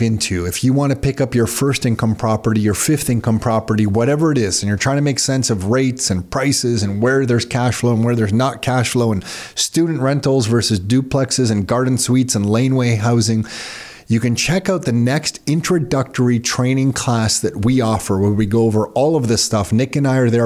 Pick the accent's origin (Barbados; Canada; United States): Canada; I'm born in Canada. I have a lot to thank to this country because our immigrant parents met here in Canada